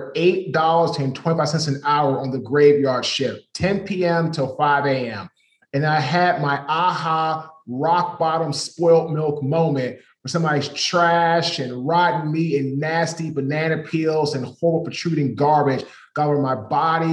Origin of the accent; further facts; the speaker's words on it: Washington, District of Columbia, United States; now in Raleigh, United States; I'm from Washington, D.C. I live in Raleigh, North Carolina area.